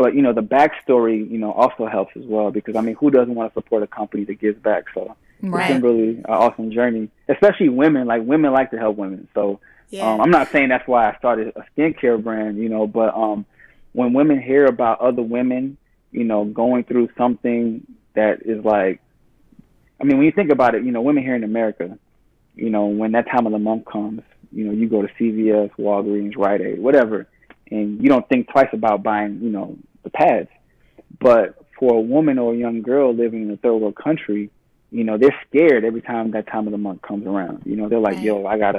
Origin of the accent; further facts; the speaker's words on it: Nigeria; Being Nigerian, you know, like, we automatically have, like, thick, coarse hair.